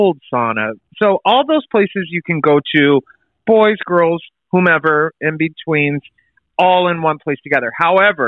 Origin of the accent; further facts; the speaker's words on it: the South, United States; we're from the South